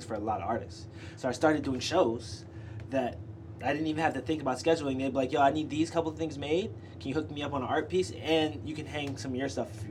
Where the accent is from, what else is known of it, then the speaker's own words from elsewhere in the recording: New York City, New York, United States; I'm from Brooklyn